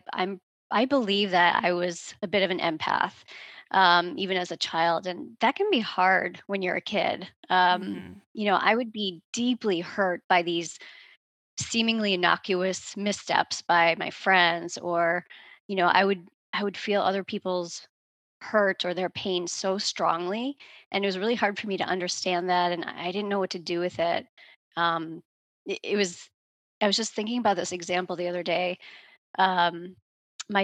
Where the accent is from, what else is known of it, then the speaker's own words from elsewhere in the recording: outside of Boston, Massachusetts, United States; I'm from outside of Boston, Massachusetts. That's where I grew up